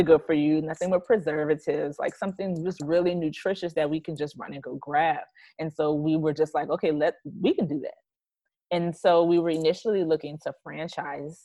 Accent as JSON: {"language": "English", "town": "New Orleans", "region": "Louisiana", "country": "United States", "moved": "as an adult", "lives_now": "Dallas area, United States", "said": "We're originally from New Orleans"}